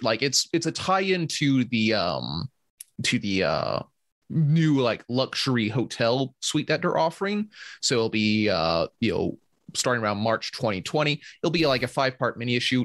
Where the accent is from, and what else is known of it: Georgia, United States